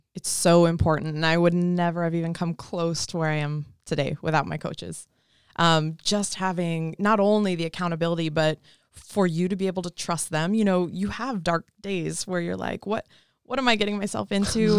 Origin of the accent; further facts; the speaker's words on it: Colorado, United States; moved away as an adult; also born or lived in Mississippi; I'm from Colorado originally